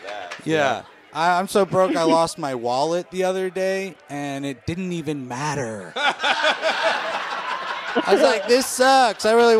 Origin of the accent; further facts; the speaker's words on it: Portland, Oregon, United States; I'm from Portland, Oregon.